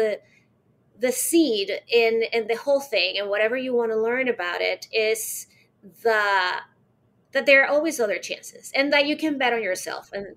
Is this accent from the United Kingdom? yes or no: no; Caracas, Capital District, Venezuela; I was born in Caracas, Venezuela, and I'm 46 right now